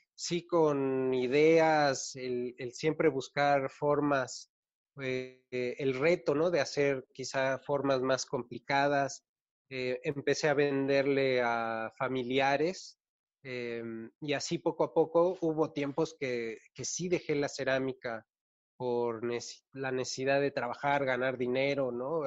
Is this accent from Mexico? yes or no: yes; Mexico City, Mexico; Soy de la Ciudad